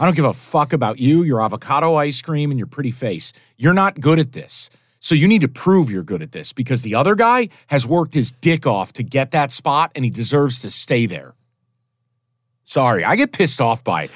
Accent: East Coast, United States; moved away; I grew up in the East Coast

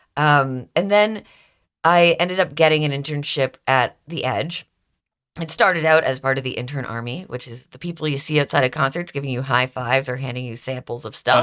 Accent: Stouffville, Ontario, Canada; accent: Canadian; moved away as an adult; also born or lived in Toronto, Canada; now in Philadelphia, United States; I grew up in Stouffville, which is a little suburb outside

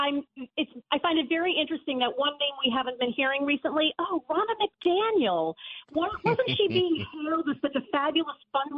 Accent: New Jersey, United States; moved away as an adult; now in Charlotte, United States; I grew up in New Jersey. I'm from New Jersey. I moved to Charlotte, a couple of years ago.

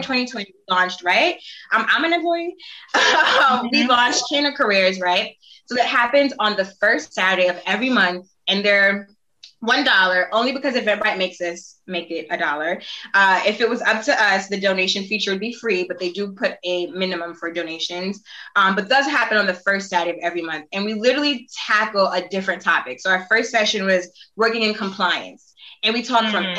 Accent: New York City, New York, United States; I grew up in East Flatbush, very, you know, Caribbean, but also not the wealthiest, you know, zip code

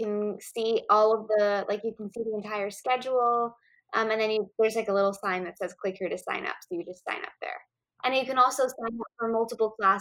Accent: New York City, New York, United States

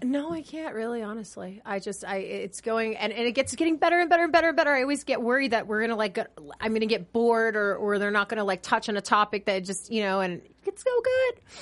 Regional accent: New York, United States; I'm from New York

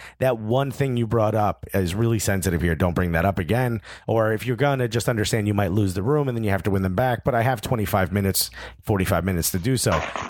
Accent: Newark, New Jersey, United States; I grew up in Newark, New Jersey, when it was the murder capital of the world, right.

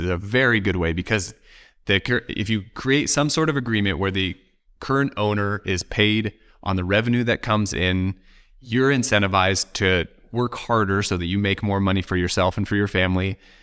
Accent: Oregon, United States; I'm from Oregon

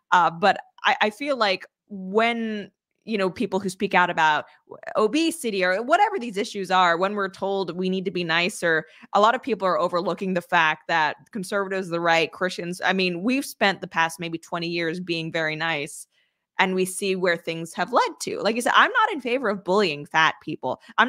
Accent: Canada; I'm an agreeable person. I'm an introvert. I'm Canadian.

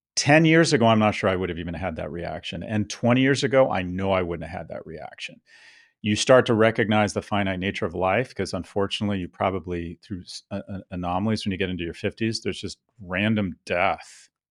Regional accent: United States; moved away as an adult; also born or lived in Soho / Delray Beach; now in London, United Kingdom; I was blessed to be born and raised in America.

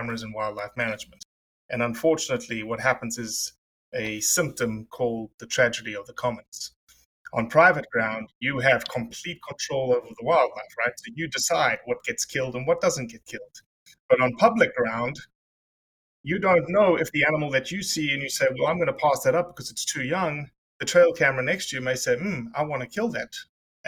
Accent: South Africa; I'm South African

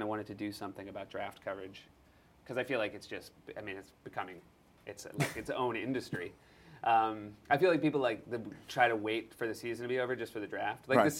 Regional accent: New England, United States; I grew up in New England, so I am a Red Sox fan. Mm-hmm. So before I moved to New England, I was already dyed-in-the-wool Steelers.

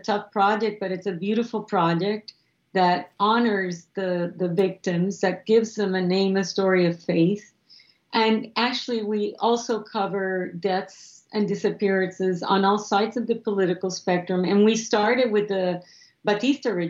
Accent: Puerto Rico; moved away as an adult; also born or lived in Cuba / Miami, Florida / Washington, D.C. / Venezuela; my family left Miami, and I grew up in Puerto Rico from age 8 to when I went to university in Washington, D.C. at Georgetown.

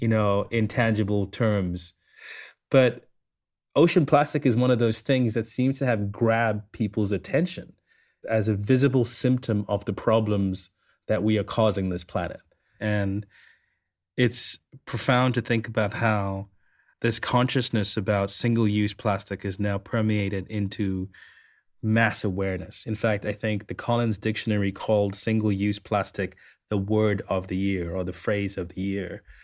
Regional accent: Sri Lanka; I, I grew up in Sri Lanka

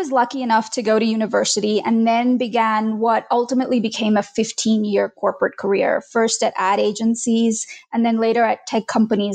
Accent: Australia; moved away as an adult; also born or lived in India; now in United States; We moved from India to Australia when I was 9

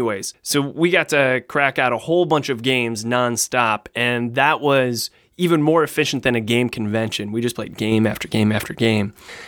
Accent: Australia; Of course, I began this here elevator pitch by saying good day, because I'm Australian.

